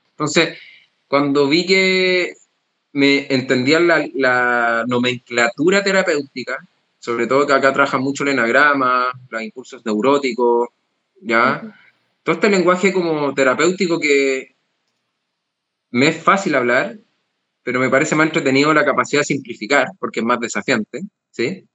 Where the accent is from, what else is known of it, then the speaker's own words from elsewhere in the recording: Chile; now in Spain; Yo soy de Chile, pero llevo cinco años y medio en España